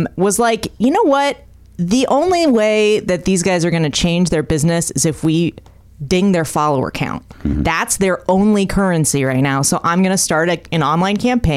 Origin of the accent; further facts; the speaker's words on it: Bay Area, California, United States; moved away; I'm from the Bay Area.